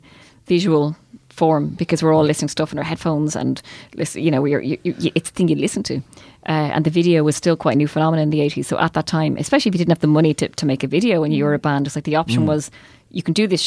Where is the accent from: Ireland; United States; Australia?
Ireland